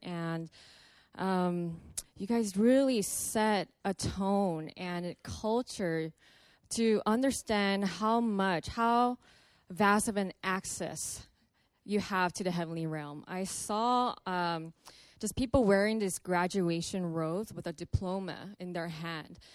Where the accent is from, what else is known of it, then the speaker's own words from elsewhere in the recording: Los Angeles, California, United States; I'm from Los Angeles.